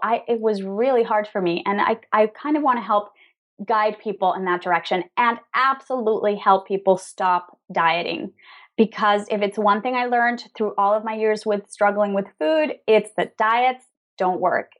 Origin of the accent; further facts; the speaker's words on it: Venezuela; also born or lived in New York, United States; now in Madrid, Spain; We're originally from Venezuela, both of us